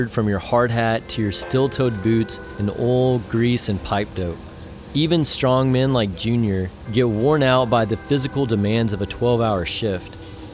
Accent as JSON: {"language": "English", "town": "Andrews", "region": "Texas", "country": "United States", "tie": "born or raised there", "said": "my hometown of Andrews"}